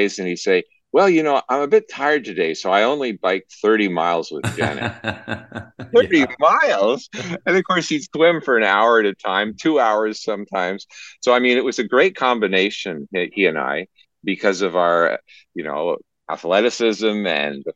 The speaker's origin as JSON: {"language": "English", "country": "Canada", "said": "as a Canadian, I followed NASA"}